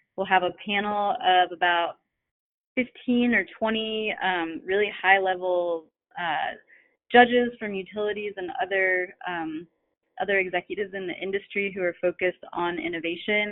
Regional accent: Fort Pierce, Florida, United States; moved away; my hometown of Fort Pierce, Florida

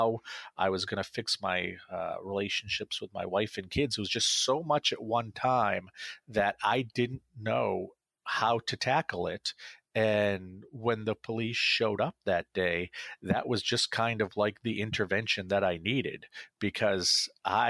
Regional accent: Central Maine, United States; I was a local politician in my hometown. I served on my city council. I launched a film festival in Central Maine

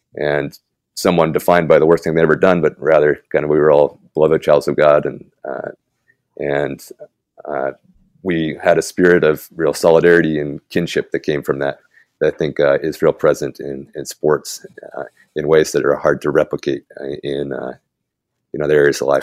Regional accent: Tulalip, Washington, United States; moved away as an adult; now in Guadalajara, Mexico; I'm from Tulalip, Washington, north of Seattle originally

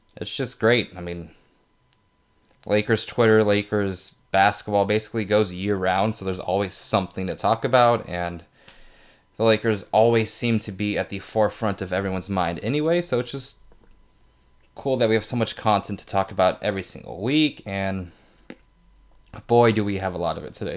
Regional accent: Fresno, California, United States; I'm from Fresno.

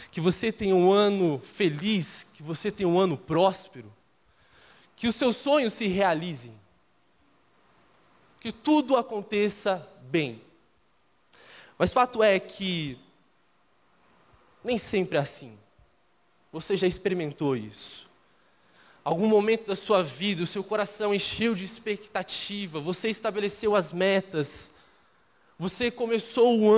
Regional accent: Minas Gerais, Brazil; eu sou mineiro, então eu não vou soltar nenhum ai na pregação, pode ficar tranquilo. E talvez você vai começar a perceber que eu não tenho tanto o mineirês. Eu já deixei um pouco, mas minha cultura ah, é muito mineira.

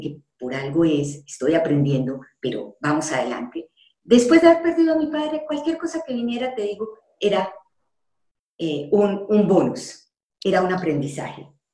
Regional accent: Colombia; moved away as an adult; also born or lived in Panama; yo salí de Colombia porque allá no estaba feliz

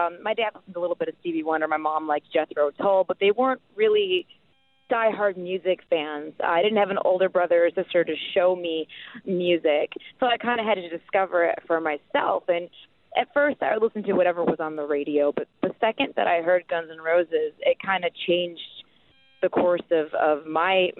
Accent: Midwest, United States; being a kid growing up in the Midwest

